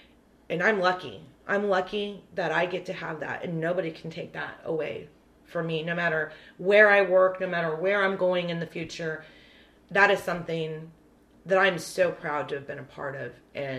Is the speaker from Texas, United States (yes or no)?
yes; Corpus Christi, Texas, United States; I'm from Corpus Christi.